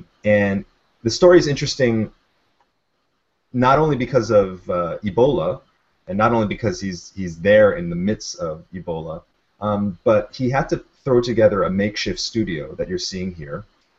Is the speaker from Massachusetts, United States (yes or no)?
no; Honolulu, Hawaii, United States; broadcasting to you from Honolulu, Hawaii, my hometown